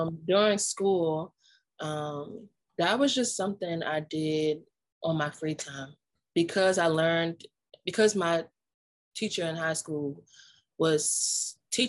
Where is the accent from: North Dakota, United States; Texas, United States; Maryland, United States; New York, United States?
Maryland, United States; Prince George's County; I'm from Prince George's County, Maryland.